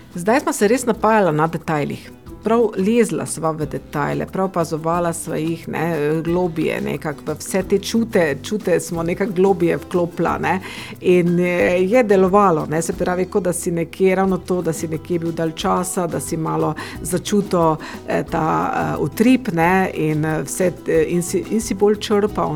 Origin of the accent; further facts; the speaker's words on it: Ptuj, Drava, Slovenia; sem rojena tu na Ptuju